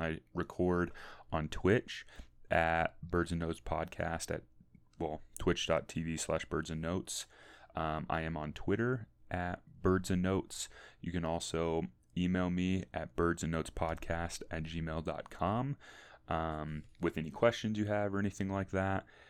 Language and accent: English; St. Louis, Missouri, United States; I'm from St. Louis, Missouri, originally, or more specifically, the St. Charles County area